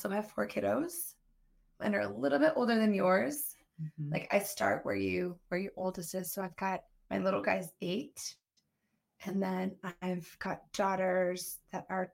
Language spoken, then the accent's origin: English; Michigan, United States; moved away as an adult; also born or lived in Ohio; now in Wrentham, United States; I'm from Michigan